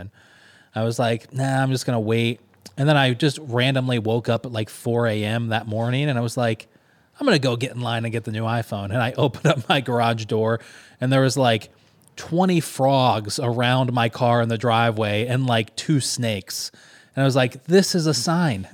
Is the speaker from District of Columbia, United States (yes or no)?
no; Kentucky, United States; moved away; also born or lived in Killeen, Texas / Syracuse, New York; we went back to Kentucky, where I'm originally from